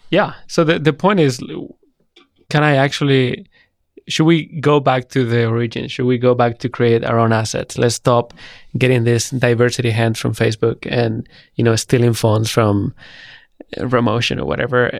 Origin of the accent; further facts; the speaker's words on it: Spain; moved away as an adult; also born or lived in United Kingdom / San Francisco; I'm from Spain